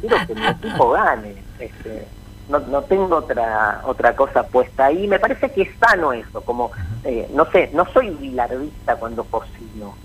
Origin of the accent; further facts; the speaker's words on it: Buenos Aires, Argentina; soy eh, pincha porteño